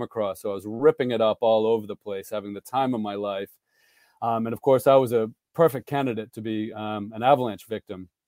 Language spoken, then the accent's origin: English; Boston, Massachusetts, United States; moved away as an adult; also born or lived in Vermont / France; I come from the Boston area of America, and I grew up as a junior racer in Vermont.